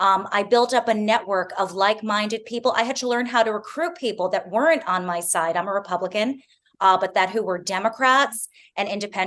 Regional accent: New York City, New York, United States; I'm born and raised in Manhattan, raising my children in Manhattan.

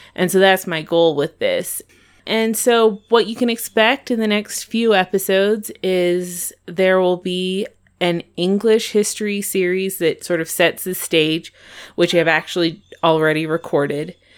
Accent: Longmont, Colorado, United States; now in Evergreen, United States; I'm from Colorado. I grew up in Longmont, but I live in Evergreen now

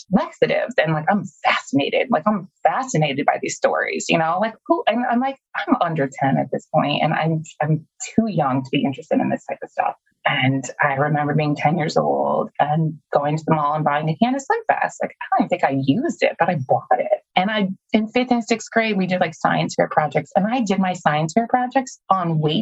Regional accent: Illinois, United States; also born or lived in Minnesota; My mom got remarried when I was 6 and we moved from Minnesota to Illinois

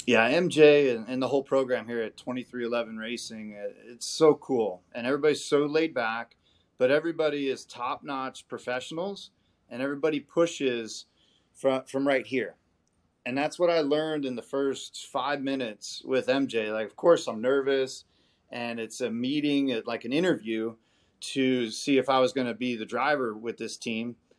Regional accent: Las Vegas, Nevada, United States; I grew up out in Vegas

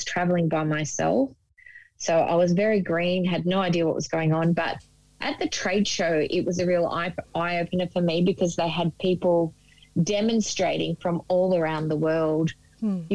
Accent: Gippsland, Victoria, Australia; I was born in Gippsland in Victoria and spent a little bit of time there.

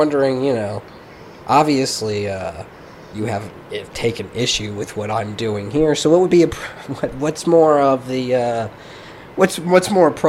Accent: Canada; I'm Canadian.

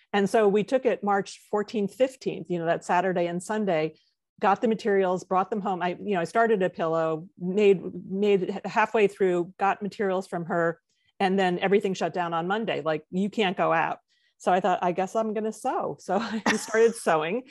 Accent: White Plains, New York, United States; also born or lived in Midwest; born in the Midwest, but, um, by the time I was six, my family had moved to White Plains, New York, and then remained there for, you know, my entire schooling

